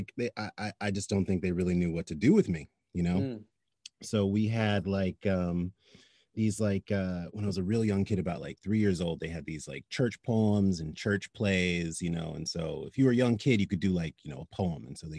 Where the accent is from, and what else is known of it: Virginia, United States; born or raised there; now in Los Angeles, United States